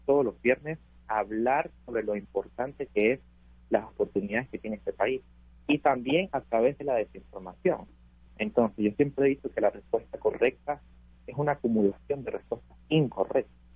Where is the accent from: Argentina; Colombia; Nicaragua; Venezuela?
Venezuela; now in United States